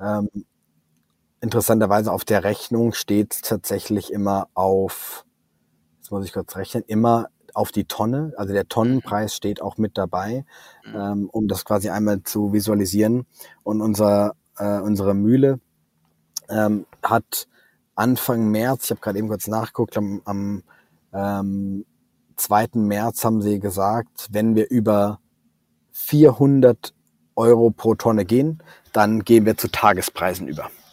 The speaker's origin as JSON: {"language": "German", "region": "Southern Germany", "country": "Germany", "moved": "yes", "lives_now": "Hamburg, Germany", "said": "ich komme ja aus Süddeutschland, ich bin mit gutem Brot aufgewachsen"}